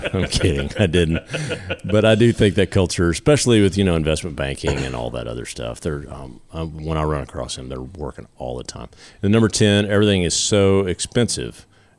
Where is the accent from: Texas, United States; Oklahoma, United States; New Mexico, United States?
Texas, United States; Southern; accent: Southern; my accent is, and I think that's what they're saying, is the New Yorkers think, oh, well, look at that cute little Southern accent.